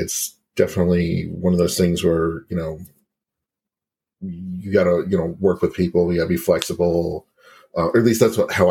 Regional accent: Cobb County, Georgia, United States; I grew up in Cobb County

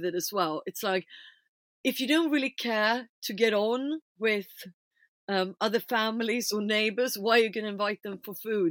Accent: Stockholm, Stockholm County, Sweden; I'm obviously a very white person, being born and raised in Stockholm

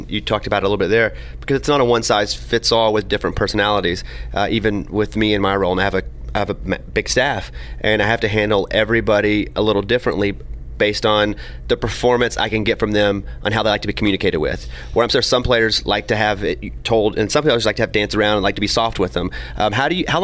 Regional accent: Arkansas, United States; I'm from Arkansas

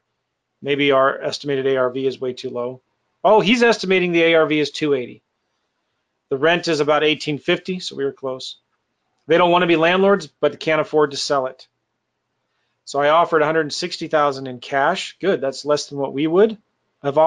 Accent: San Diego, California, United States; It's my hometown stomping grounds. I went to school in near El Cajon, Casa de Oro, right here. My mom lives in Jamul

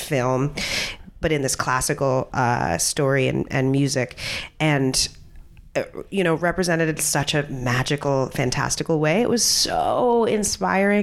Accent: New York City, New York, United States; I was born and raised in New York, in Hell's Kitchen in Midtown.

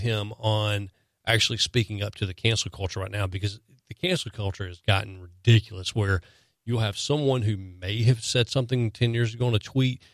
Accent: the South, United States; growing up in, growing up in the South

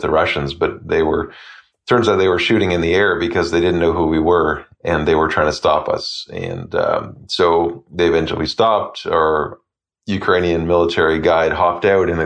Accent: Canada; as a Canadian

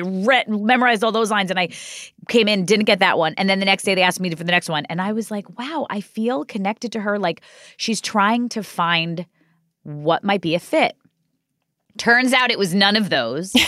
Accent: New York City, New York, United States; also born or lived in Staten Island; from Ozone Park, Queens, which is where I grew up.

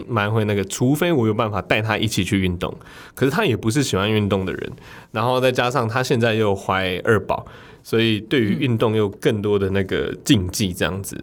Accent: Kaohsiung, Taiwan; 所以我在学生时代，那个时候的高雄市政府就有推出青春设计节

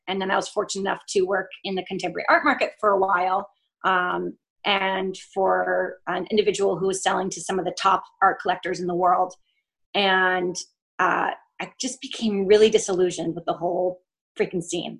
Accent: Vermont, United States; also born or lived in France; now in New York, United States; I grew up in Vermont and I have a Colombian mother

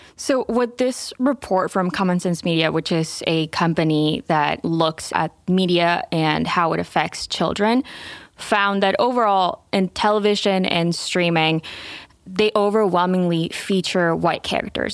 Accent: Venezuela; moved away; I'm Venezuelan. I grew up in Venezuela

